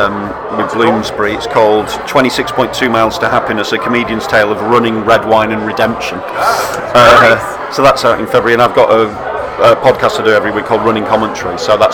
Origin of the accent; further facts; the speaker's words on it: Yorkshire and the Humber, United Kingdom; moved away; also born or lived in Manchester; So like when I'm from Yorkshire, but I've lived in Manchester.